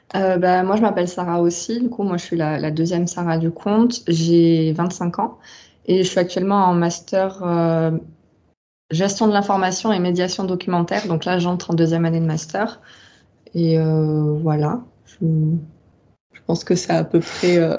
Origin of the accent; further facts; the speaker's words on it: southern France, France; also born or lived in Rennes; j'ai grandi dans le sud. Bah, je, suis, je suis originaire du sud et j'en ai pas vraiment bougé